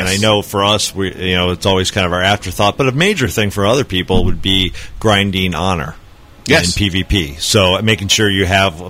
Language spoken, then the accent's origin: English; United States; I'm American.